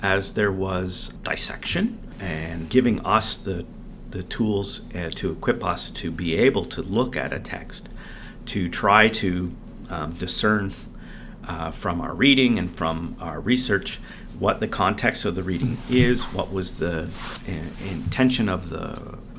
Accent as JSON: {"language": "English", "country": "Canada", "tie": "born or raised there", "said": "growing up in Canada and knowing a little bit of French and English together"}